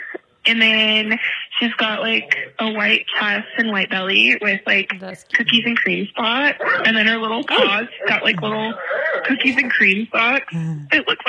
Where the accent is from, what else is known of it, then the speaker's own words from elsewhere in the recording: Utah, United States; I'm from Utah County, which is right by Provo. I'm like two cities away.